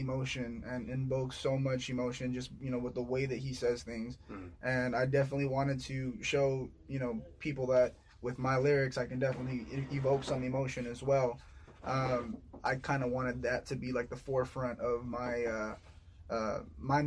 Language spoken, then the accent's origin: English; Oxnard, California, United States; I'm born and raised here in Oxnard